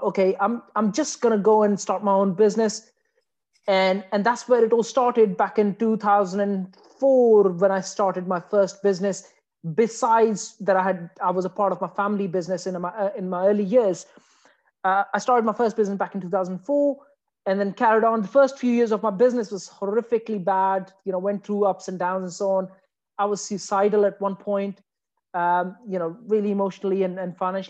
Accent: Afghanistan; moved away as an adult; now in United Kingdom; I came from Afghanistan

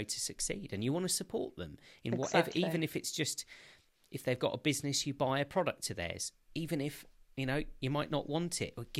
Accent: United Kingdom; I'm a Brit, was born here

